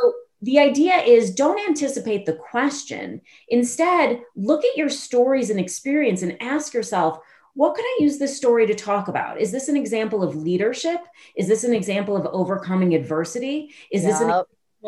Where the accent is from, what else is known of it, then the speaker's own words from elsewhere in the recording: Chicago, Illinois, United States; I'm from Chicago.